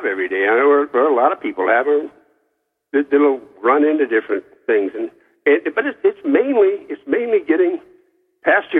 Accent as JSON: {"language": "English", "town": "Oakland", "region": "California", "country": "United States", "said": "I'm from Oakland"}